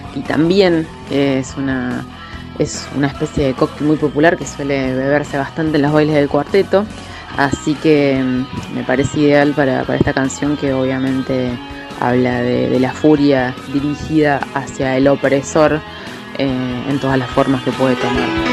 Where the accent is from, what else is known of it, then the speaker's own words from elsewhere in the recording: Córdoba, Argentina; Acá en Argentina, eh, especialmente en Córdoba, de donde vengo